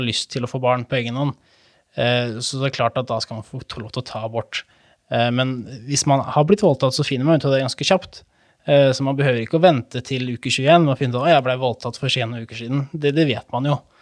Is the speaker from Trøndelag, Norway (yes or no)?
no; Hvaler, Østfold, Norway; moved away as an adult; now in Fredrikstad, Norway; Jeg er jo såkalt hvalgutt, som man sier